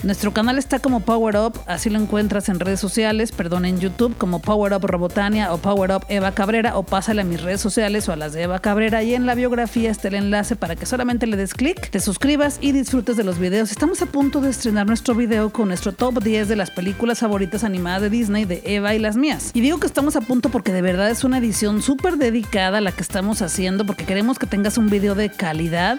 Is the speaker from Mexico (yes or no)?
yes; Mexico; soy mexicana